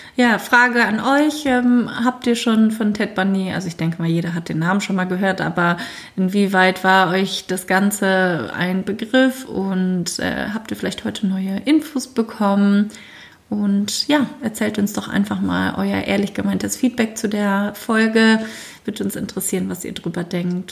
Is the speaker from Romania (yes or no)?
no; Germany; bei uns in Deutschland